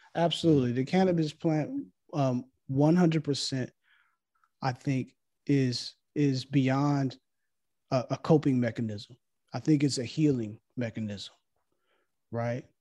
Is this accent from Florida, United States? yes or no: no; Los Angeles, California, United States; growing up in Los Angeles